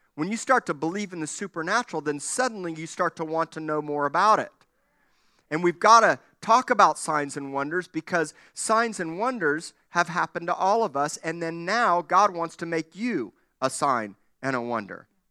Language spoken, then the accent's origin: English; Miami, Florida, United States; When I was a kid growing up in Miami